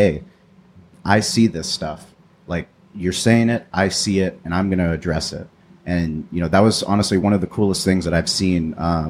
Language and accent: English; San Diego, California, United States; I grew up in La Jolla